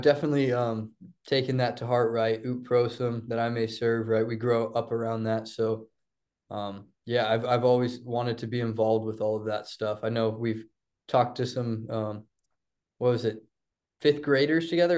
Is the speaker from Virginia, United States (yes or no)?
yes; Blacksburg, Virginia, United States; growing up in Blacksburg, it's a little different